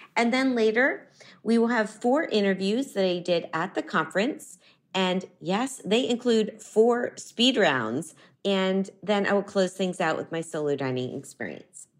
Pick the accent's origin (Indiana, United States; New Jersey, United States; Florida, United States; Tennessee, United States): Florida, United States; Miami; now in New York City, United States; Miami, Florida, my hometown